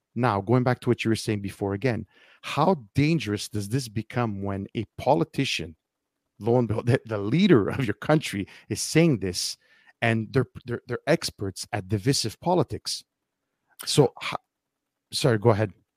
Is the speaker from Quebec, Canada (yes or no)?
yes; Montreal, Quebec, Canada; I'm from Montreal